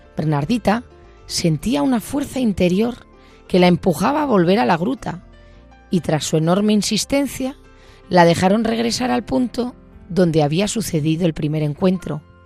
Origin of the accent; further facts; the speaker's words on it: Bilbao, Basque Country, Spain; soy de Bilbao